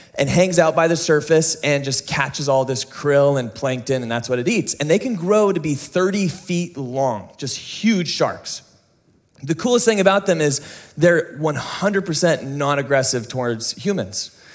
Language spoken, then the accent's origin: English; United States; you and me as an American audience